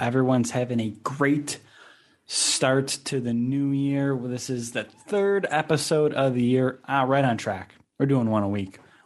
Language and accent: English; Buffalo, New York, United States; accent: Canadian; moved away; I'm originally from Buffalo